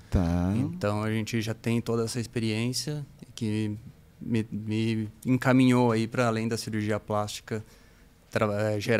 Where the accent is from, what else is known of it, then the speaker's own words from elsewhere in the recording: Pato Branco, Paraná, Brazil; cresci em Pato Branco. Pato, Pato Branco. Branco, interior do Paraná.